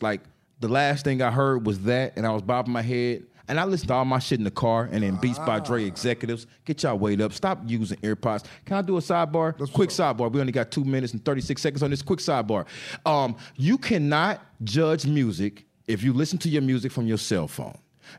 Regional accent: Dallas, Texas, United States; born there; also born or lived in Atlanta / Fort Lauderdale / Huntington Beach / Indiana; Hey, I was born in Dallas, Texas. I moved to Atlanta, then Fort Lauderdale, then Huntington Beach, California, then back to Atlanta, then to Indiana.

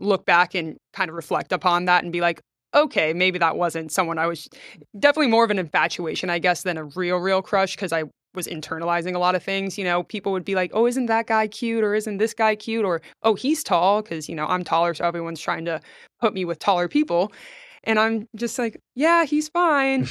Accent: Trinity, Florida, United States; also born or lived in Valdosta, Georgia; I grew up in Trinity, Florida, which, if people don't know, is about 15, 20 minutes north of Clearwater.

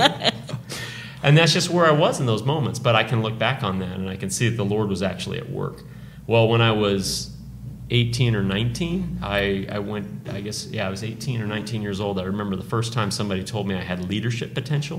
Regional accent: Tucson, Arizona, United States; also born or lived in California; my hometown, Tucson

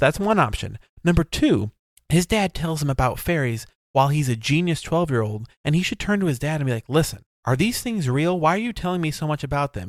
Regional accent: United States; I'm American

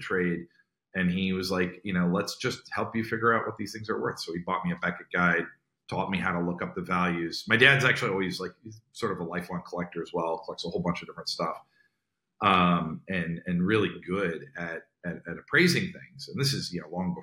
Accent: northern New Jersey, United States; I grew up in New Jersey, and I still live in New Jersey, northern New Jersey, right outside New York

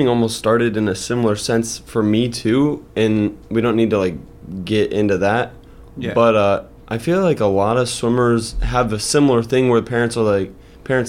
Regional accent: Iowa, United States; we're kids from Iowa

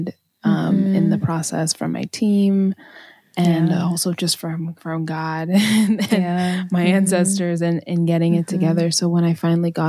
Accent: Maine, United States; I grew up in Maine

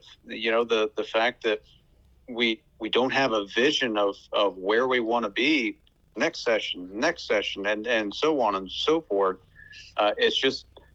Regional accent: Cass County, Missouri, United States; I was born in Cass County, and just honored to be its senator and representative

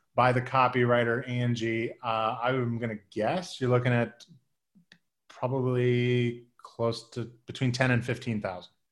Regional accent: Midwest, United States; I'm from, I'm from the Midwest

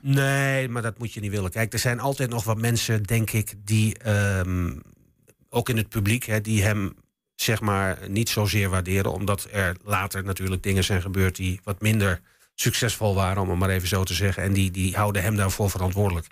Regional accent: Enschede, Overijssel, Netherlands; ik kom ook uit Enschede natuurlijk. Ik ben hier geboren. Ik stond vroeger ook als, als, als jongetje van, van, van, van negen jaar stond ik op vak PP in het oude Diekman

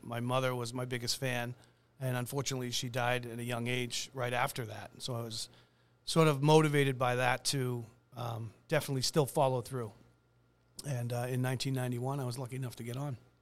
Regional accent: Braintree, Massachusetts, United States; I'm was born and raised in Braintree myself

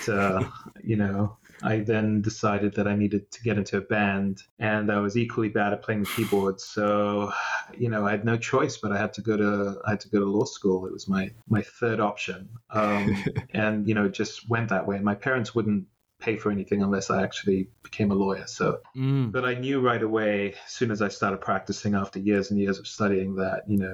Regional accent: Singapore; moved away as an adult; also born or lived in Malaysia; now in Los Angeles, United States; I am Singaporean and I was in Singapore

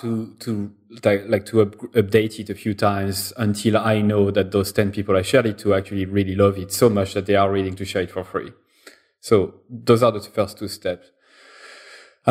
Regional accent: France; I'm French

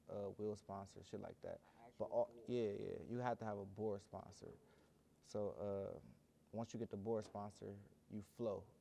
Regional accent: Cleveland, Ohio, United States; I'm from Cleveland too.

